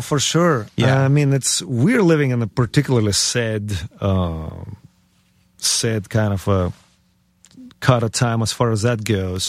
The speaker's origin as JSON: {"language": "English", "country": "Ukraine", "tie": "born or raised there", "also_born_or_lived": "United States", "moved": "yes"}